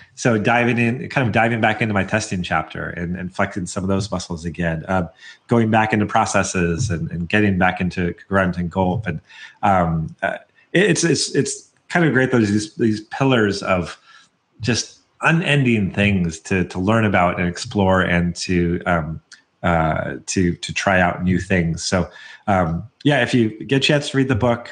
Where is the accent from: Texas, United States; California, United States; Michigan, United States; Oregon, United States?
Oregon, United States; Portland; I'm from the Portland area